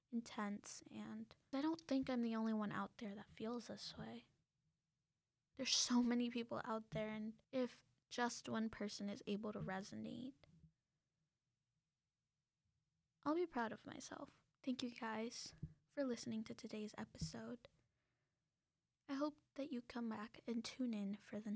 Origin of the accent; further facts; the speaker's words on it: United States; also born or lived in Mexico; I was born in the United States